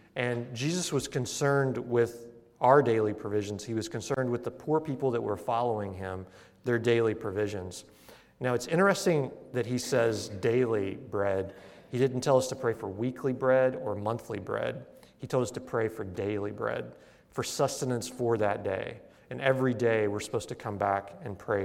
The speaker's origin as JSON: {"language": "English", "region": "Missouri", "country": "United States", "tie": "born or raised there", "moved": "yes", "said": "where I grew up in Missouri"}